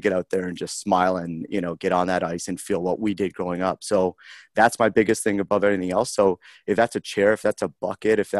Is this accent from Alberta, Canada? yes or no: no; Harrow, Ontario, Canada; moved away as an adult; now in Columbus, United States; growing up in Harrow and, my parents emigrated from Great Britain